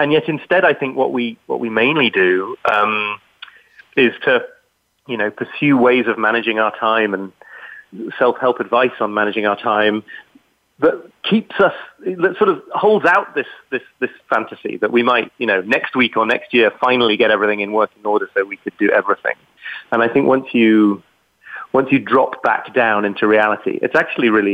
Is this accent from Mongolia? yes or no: no; United Kingdom; accent: British; people hear my British accent